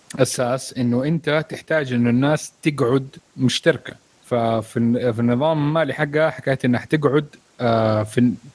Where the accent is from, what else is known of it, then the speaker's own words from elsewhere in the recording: Saudi Arabia; عندنا في السعوديه